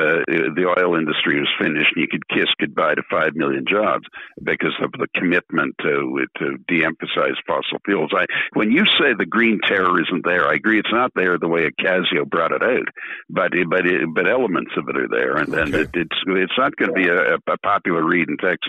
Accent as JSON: {"language": "English", "country": "United Kingdom", "said": "I'm British citizen and a member of the British Parliament"}